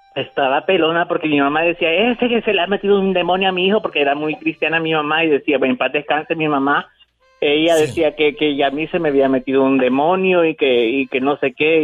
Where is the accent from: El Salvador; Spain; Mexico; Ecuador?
El Salvador; Yo soy de El Salvador.